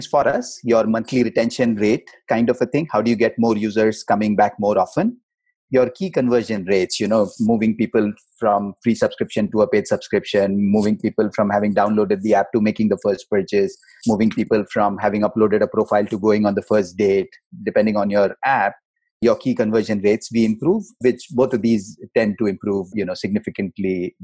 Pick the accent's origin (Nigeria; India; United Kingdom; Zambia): India; moved away as an adult; also born or lived in Mumbai; now in United States; I was born Indian. I am American now